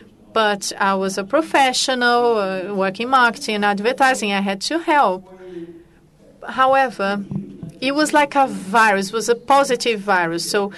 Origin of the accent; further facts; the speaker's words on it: Rio de Janeiro, Brazil; You can notice that I was born in Ipanema, Ipanema Beach.